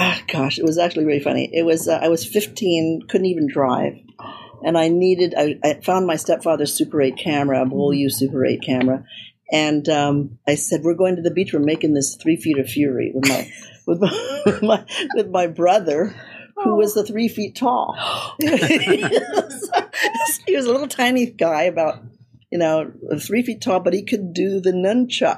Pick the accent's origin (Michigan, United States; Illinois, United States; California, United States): California, United States; Beverly Hills; I grew up in Beverly Hills